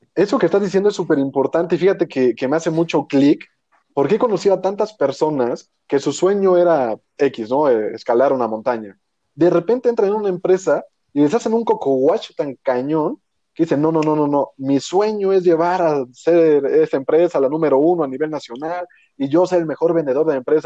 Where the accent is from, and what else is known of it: Mexico